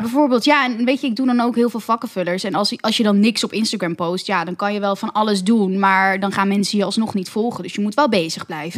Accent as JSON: {"language": "Dutch", "town": "Amsterdam", "region": "North Holland", "country": "Netherlands", "said": "ik ben 25 en ik kom uit Amsterdam"}